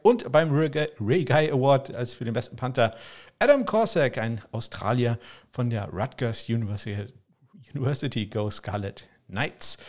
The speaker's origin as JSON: {"language": "German", "area": "Probstei", "region": "Schleswig-Holstein", "country": "Germany", "tie": "born or raised there", "said": "meine alte Heimat, die Propstei. Das ist so ein Landstrich hier in Schleswig-Holstein."}